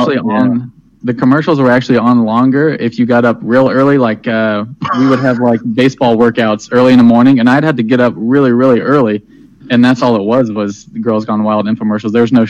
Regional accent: Lafayette, Indiana, United States; moved away; growing up in Lafayette when I was younger, I thought it was fancy. And then once I got out of Lafayette, I was like, nothing there.

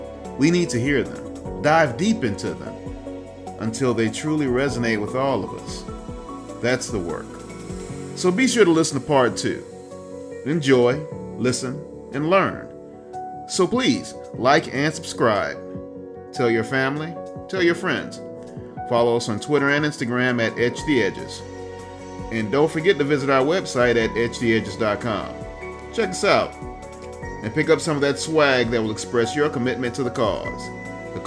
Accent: Georgia, United States; I grew up in the South. You know, I'm a Georgia boy. I'm a Southern gentleman born and bred

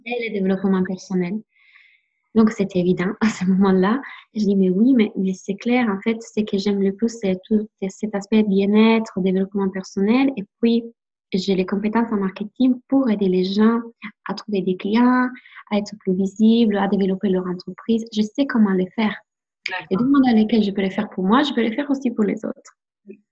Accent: Italy; French is a second language; now in France; je suis italienne

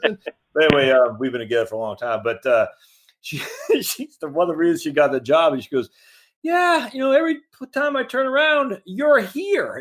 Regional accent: Maine, United States; moved away; I'm from Maine originally

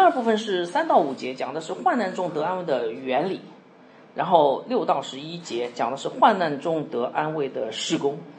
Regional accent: Shenzhen, Guangdong, China; now in Guangzhou, China; 那现在是我们这里是广州，就我们从我从深圳来哈，应该深圳非常的呃，就是贸易非常的发达

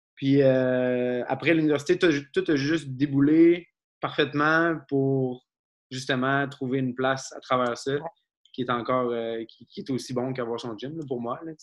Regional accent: Abitibi, northern Quebec, Canada; moved away; je viens de la dans le nord du Québec

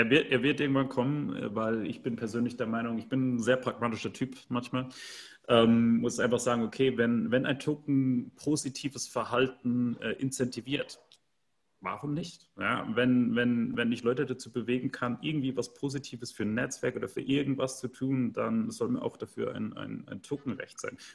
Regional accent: Central Germany, Germany; in dem Dorf, in, in dem ich geboren bin, wo ich herkomme, also so ein 500 Einwohner Dorf in der Mitte von Deutschland, kennt kein Mensch

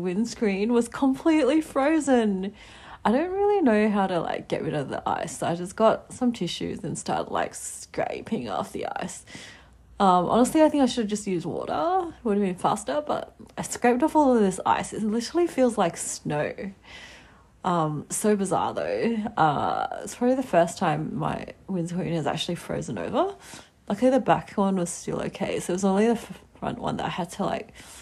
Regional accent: Adelaide, South Australia, Australia; moved away as an adult; now in Melbourne, Australia; It has been officially 3 years since I moved to Melbourne from my little hometown of Adelaide in South Australia

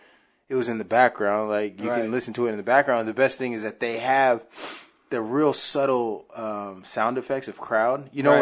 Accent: Boston, Massachusetts, United States; We're from Boston.

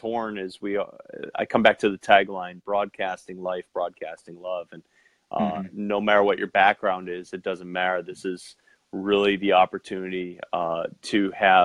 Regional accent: Western New York, United States; growing up in Western New York

